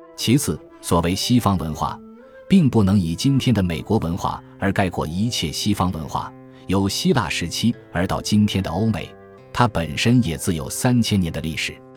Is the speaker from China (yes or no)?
yes; China; also born or lived in United States; 我们中国人